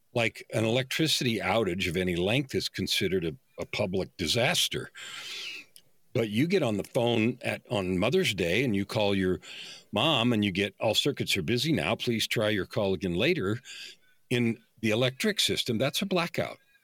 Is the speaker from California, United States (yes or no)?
yes; San Francisco Bay Area, California, United States; I grew up in the San Francisco Bay Area in the era when the hippies were first in real life